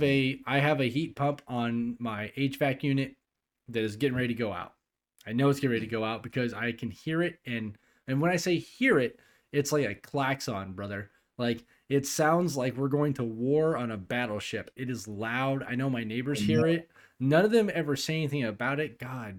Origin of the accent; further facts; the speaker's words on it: California, United States; also born or lived in Tennessee / Texas; now in Germany; "Yeah, I'm originally from California. I lived in Tennessee for a long time. And then I was in Texas for a while. And then I went to Germany."